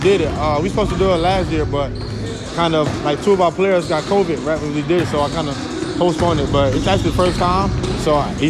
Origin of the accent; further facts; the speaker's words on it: Camden, South Carolina, United States; I'm from Camden, South Carolina.